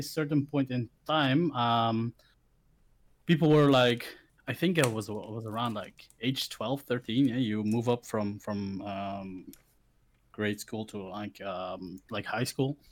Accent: Belgium; also born or lived in Philippines; I grew up in Belgium, of course, but I, am not born here. Uh, I wasn't born here. I was uh, born in the Philippines. So uh, I got adopted by a lovely Belgian couple, um, and I was raised here.

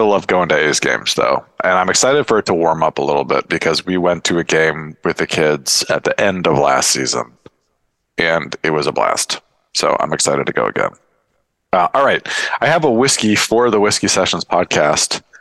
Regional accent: Seattle, Washington, United States; I'm from Seattle.

